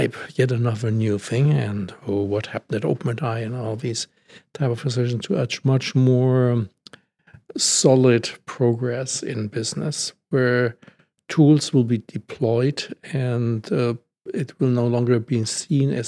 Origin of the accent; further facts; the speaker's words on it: Germany; I'm from Germany